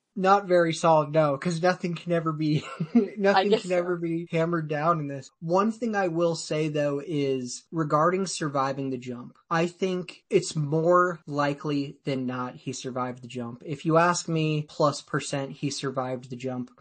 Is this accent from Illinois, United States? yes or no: no; Woodland, Washington, United States; I grew up in Woodland, Washington.